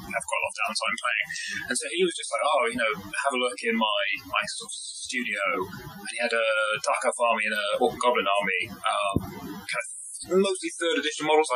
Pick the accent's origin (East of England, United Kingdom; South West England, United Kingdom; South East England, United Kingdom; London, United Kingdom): South West England, United Kingdom; West Country; I grew up down in the West Country